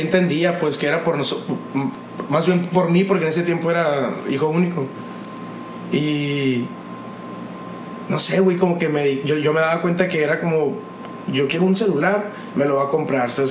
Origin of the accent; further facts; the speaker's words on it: Hermosillo, Sonora, Mexico; yo me crié en Los Ángeles, güey. Yo viví en una colina en Los Ángeles, desde morrito